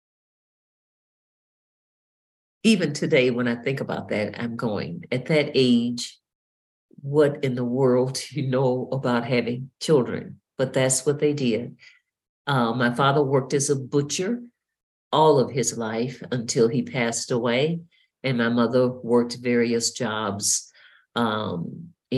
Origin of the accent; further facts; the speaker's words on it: Mississippi, United States; I was born and raised in Mississippi